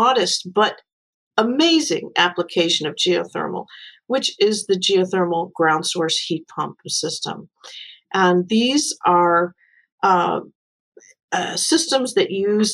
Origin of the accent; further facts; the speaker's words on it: New York, United States; I'm from New York